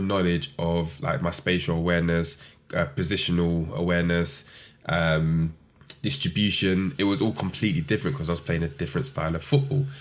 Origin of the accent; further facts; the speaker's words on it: London, United Kingdom; growing up in London, South East London.